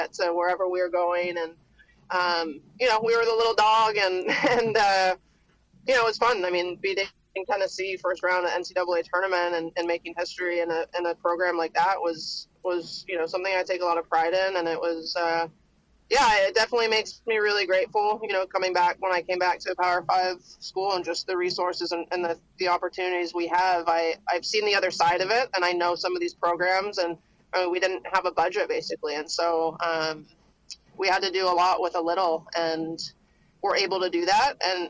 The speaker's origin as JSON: {"language": "English", "country": "Canada", "also_born_or_lived": "Alabama, United States / Georgia, United States", "moved": "as an adult", "lives_now": "United States", "said": "I'm from Canada originally, and I came down to the U.S. and played at Alabama"}